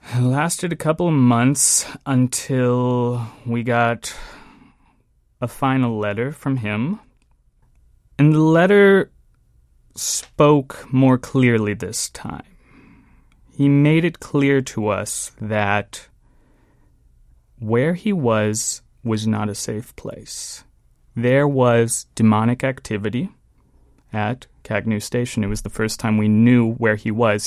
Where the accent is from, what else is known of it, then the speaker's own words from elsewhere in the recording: San Diego, California, United States; also born or lived in Cleveland, Ohio; I moved there at a very young age. I might have been three, four years old when, uh, my father and my mother and I relocated to San Diego